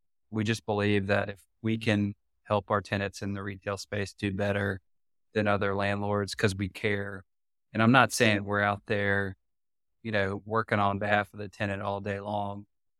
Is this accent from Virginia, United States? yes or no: no; Raleigh, North Carolina, United States; I'm from Raleigh, really care about Raleigh.